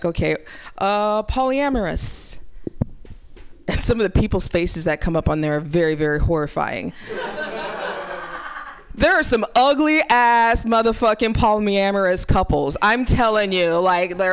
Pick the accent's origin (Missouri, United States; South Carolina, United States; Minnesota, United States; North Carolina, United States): Missouri, United States; Ferguson; growing up in Ferguson, Missouri